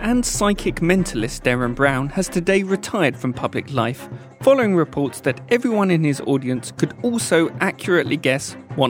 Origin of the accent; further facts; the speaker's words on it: Southend-on-Sea, East of England, United Kingdom; my hometown of Southend-on-Sea.